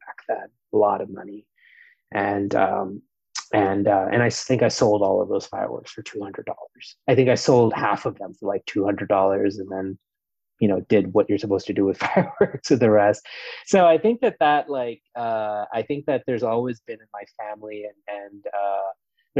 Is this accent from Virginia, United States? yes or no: no; New York City, New York, United States; also born or lived in India; I grew up in New York City. I'm originally from India, but moved to the States when I was four, and grew up in New York City and in New York State